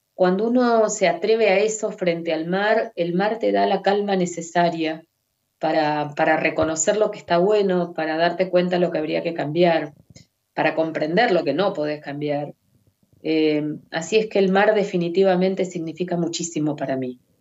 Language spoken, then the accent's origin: Spanish; Mar del Plata, Buenos Aires Province, Argentina; Nací en Mar del Plata, vivo acá desde entonces